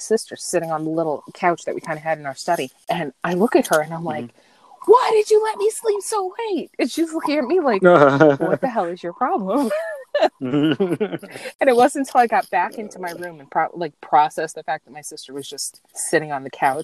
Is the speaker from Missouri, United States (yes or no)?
no; New York City, New York, United States; moved away as an adult; now in Westchester, United States; I actually grew up on Staten Island, New York